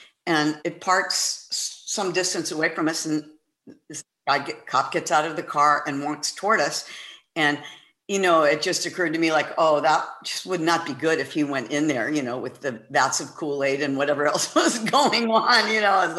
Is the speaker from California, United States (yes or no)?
yes; San Francisco, California, United States; I was born and raised in San Francisco